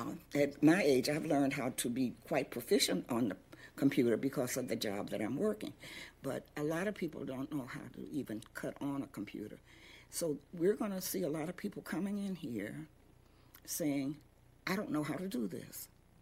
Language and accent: English; Detroit, Michigan, United States; also born or lived in Memphis; I was not born here. I was born in Memphis, Tennessee. However, I've been here since 1945. And so that sort of makes me a lifelong Detroiter.